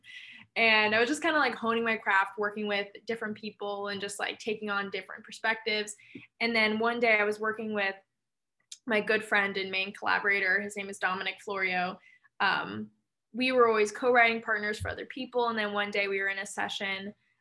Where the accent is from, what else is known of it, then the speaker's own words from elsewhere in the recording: Los Angeles, California, United States; moved away as an adult; now in Brooklyn, New York, United States; I'm currently living in New York, more specifically Brooklyn, but I'm actually from Los Angeles originally. Moved out here for college like 5 years ago